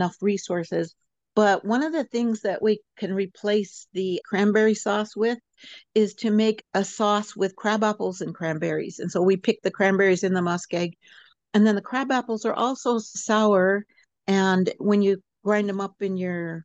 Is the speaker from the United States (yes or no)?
yes; Fairbanks, Alaska, United States; now in Sitka, United States; I grew up in Fairbanks, the interior of Alaska, and I grew up on a homestead